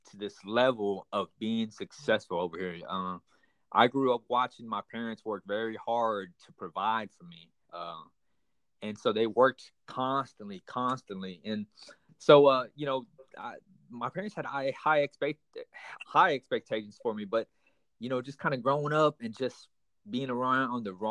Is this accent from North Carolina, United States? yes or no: no; Houston, Texas, United States; also born or lived in Panama City; I'm I'm I'm Vietnamese American, so I was born here in the states. Actually, I was born in Panama City. We uh, moved over to Houston, Texas, at an early young age. So I've been born and raised. I mean, I've been raised up in Houston, Texas, for the majority of my life.